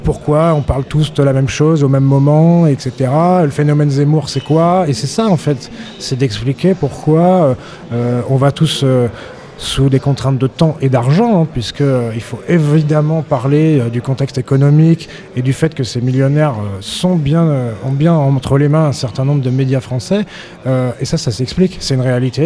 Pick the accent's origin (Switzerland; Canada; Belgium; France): France; Auvergne-Rhône-Alpes; je viens d'Auvergne